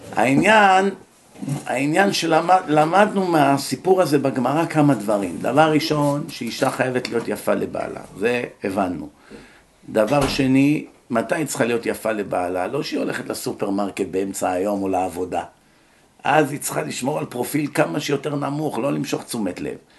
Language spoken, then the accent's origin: Hebrew; Israel; moved away as an adult; now in United States; בארץ, כשאני הייתי נער